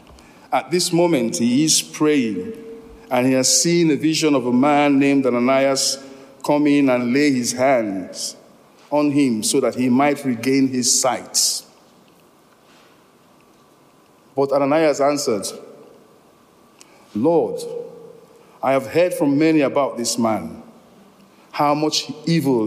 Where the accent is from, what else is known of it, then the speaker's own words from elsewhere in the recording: Nigeria; moved away; I come from Nigeria originally